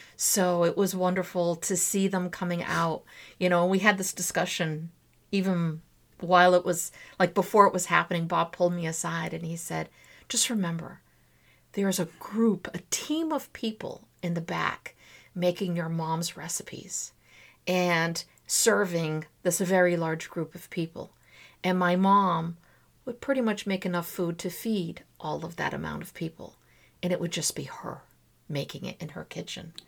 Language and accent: English; Azores, Portugal; moved away; also born or lived in Trás-os-Montes / Santa Maria / São Miguel; I would always put in a Zorian twist to everything because I'm from the Azores